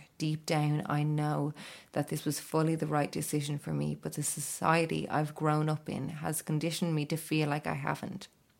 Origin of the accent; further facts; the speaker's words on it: Ireland; They knew by my accent when booking the appointment that I was Irish.